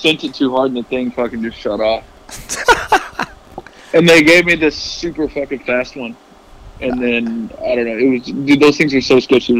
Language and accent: English; Tennessee, United States; my hometown in Tennessee